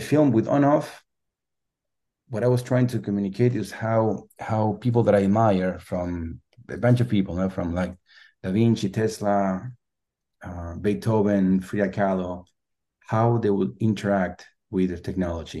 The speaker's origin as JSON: {"language": "English", "country": "Argentina", "also_born_or_lived": "Los Angeles", "second_language": "English", "moved": "as an adult", "lives_now": "San Francisco, United States", "said": "I'm originally from Argentina. I live in San Francisco"}